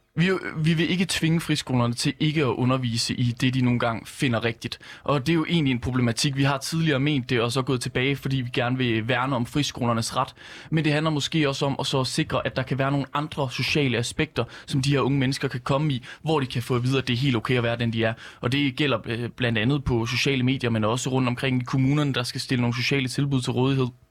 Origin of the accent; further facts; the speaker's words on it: West Jutland, Central Denmark Region, Denmark; Vestjylland, hvor jeg kommer fra